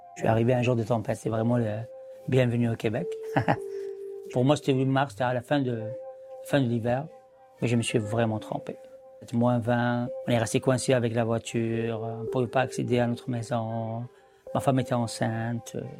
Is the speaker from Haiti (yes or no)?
no; Algeria; also born or lived in France; now in Montreal, Canada; je suis un Algérien qui est en France